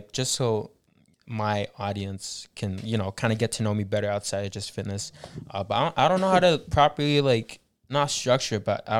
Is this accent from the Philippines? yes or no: yes; Philippines; Can you guys sing? We're Filipino.